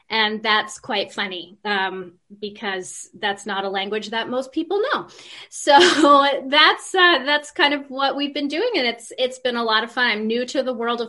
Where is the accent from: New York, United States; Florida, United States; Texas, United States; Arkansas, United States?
New York, United States; also born or lived in Argentina; now in Canada; I'm from the Big Apple